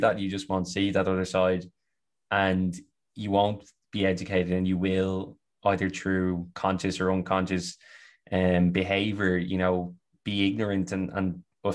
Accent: Ireland; accent: Irish; you can hear by my accent, you know, I'm a white Irish man.

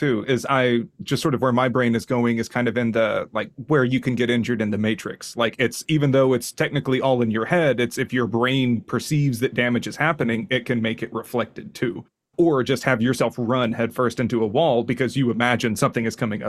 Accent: Texas, United States; I'm from Texas, pal.

